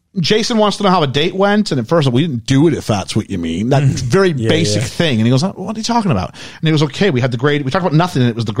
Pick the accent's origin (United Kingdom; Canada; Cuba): Canada; moved away; I'm from Canada